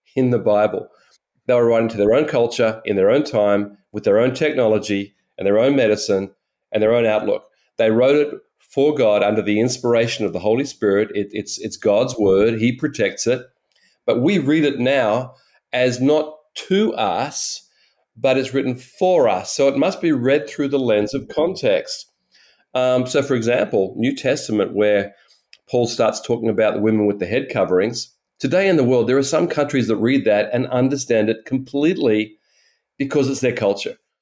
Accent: Australia; I'm an Australian

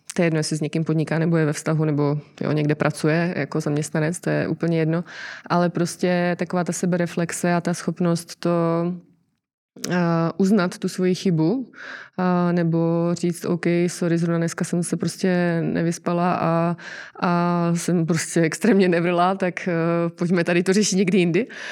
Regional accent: Czechia; jako Češi

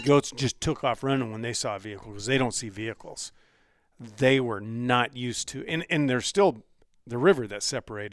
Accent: United States; I said, America.

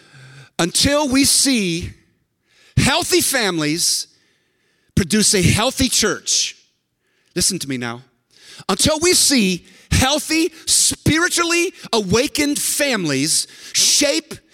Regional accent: San Francisco, California, United States; And I was born in San Francisco. I was actually born in the corner of Haight and Ashbury.

